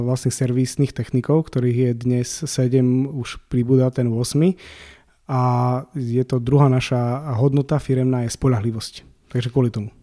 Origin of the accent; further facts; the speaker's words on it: eastern Slovakia, Slovakia